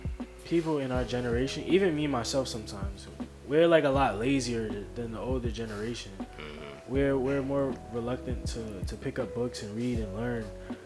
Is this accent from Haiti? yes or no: no; United States; I would say that I'm American, not by choice, but by a product of my environment. This is where I've been born. This is where I've grown up.